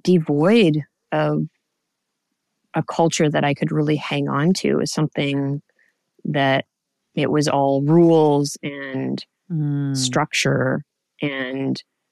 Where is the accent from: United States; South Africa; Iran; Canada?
Canada; I grew up in Canada